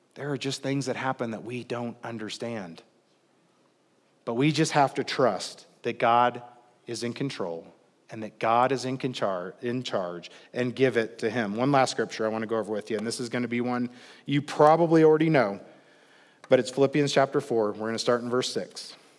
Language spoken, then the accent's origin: English; Midwest, United States; I'm from the Midwest, and we always say, "Like butter, baby." when things are smooth